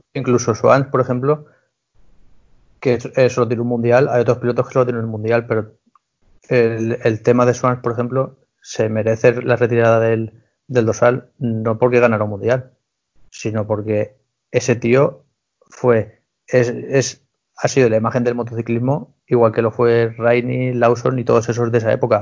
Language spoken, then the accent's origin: Spanish; Spain; siendo español